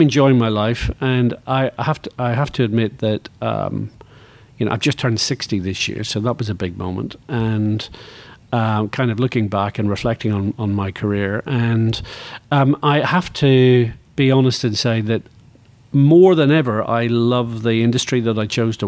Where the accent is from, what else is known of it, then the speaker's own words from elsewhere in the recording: Northern Ireland, United Kingdom; moved away; I grew up in Northern Ireland